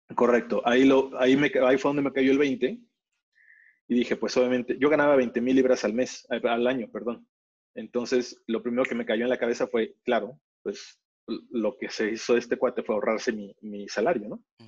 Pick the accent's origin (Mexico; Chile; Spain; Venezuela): Mexico; moved away as an adult; also born or lived in England; siendo mexicano en Inglaterra